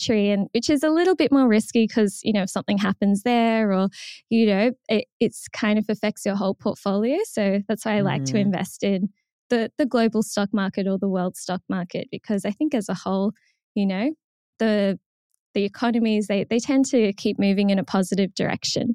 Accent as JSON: {"language": "English", "country": "Australia", "said": "as an Australian"}